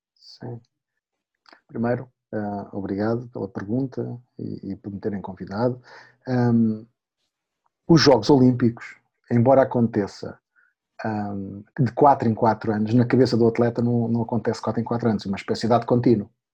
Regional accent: Madeira, Portugal; Eu sou da Madeira, eu era um dos cinco olímpicos da Madeira

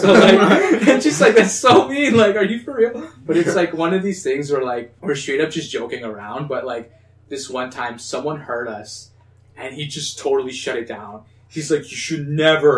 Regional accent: Canada; we're two Latin brothers

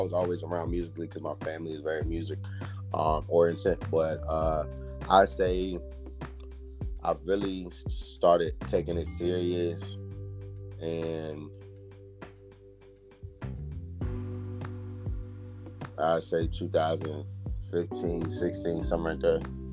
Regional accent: Waynesboro, Virginia, United States; also born or lived in Farmville, Virginia / Charlottesville, Virginia; I'm from Waynesboro, Virginia

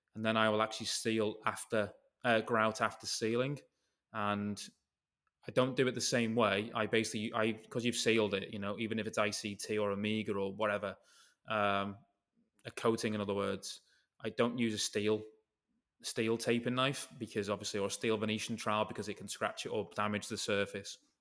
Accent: United Kingdom; if I'm British

